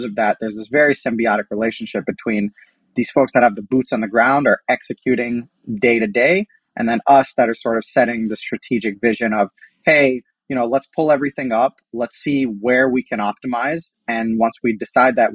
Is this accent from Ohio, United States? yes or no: yes; Columbus, Ohio, United States; now in New York, United States; we're all from Columbus, Ohio. We're all Ohio State alumni. We grew up with Donatos.